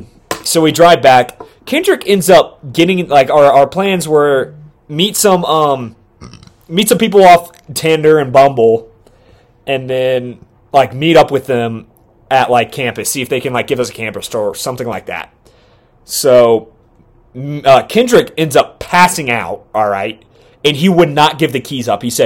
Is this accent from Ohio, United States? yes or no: yes; Ohio, United States; I'm from Ohio